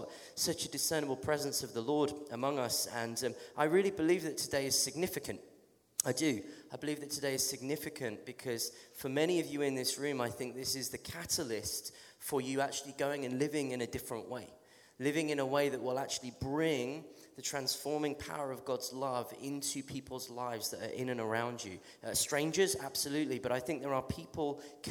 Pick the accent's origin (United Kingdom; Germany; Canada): United Kingdom; England; accent: English; I'm from England, I have a strange accent.